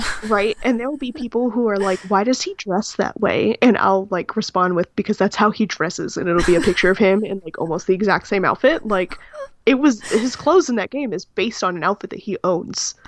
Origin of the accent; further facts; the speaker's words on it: California, United States; I'm from California